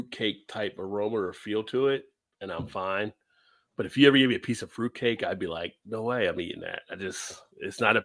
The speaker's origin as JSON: {"language": "English", "country": "United States", "also_born_or_lived": "Baltimore, Maryland", "said": "I'm American"}